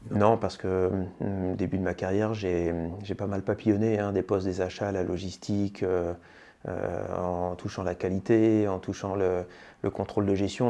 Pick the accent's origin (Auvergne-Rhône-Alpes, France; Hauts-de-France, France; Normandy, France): Hauts-de-France, France; Senlis; je suis un pur produit picard, je suis né à Senlis, dans le sud de l'Oise, et j'ai vécu ma tendre enfance dans le village de saint le là où mes parents avaient leur travail